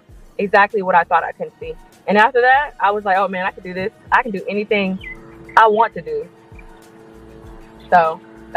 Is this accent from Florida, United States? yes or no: yes; Florida, United States; moved away as an adult; now in Hawaii, United States; I'm from Florida